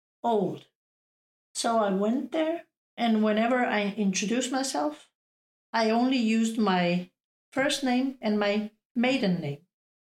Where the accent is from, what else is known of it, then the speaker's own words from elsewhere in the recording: Denmark; No, because I don't feel half Bosnian, half Danish.